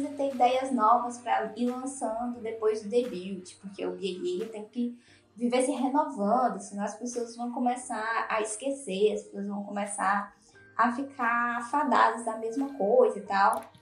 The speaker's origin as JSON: {"language": "Portuguese", "region": "Ceará", "country": "Brazil", "said": "todas nós aqui, nós somos nordestinas. Eu sou aqui do Marco Ceará"}